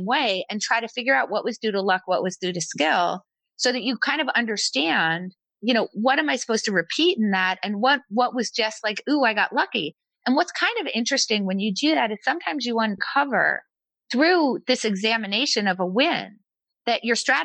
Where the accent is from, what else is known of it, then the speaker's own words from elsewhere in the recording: United States; I was born in America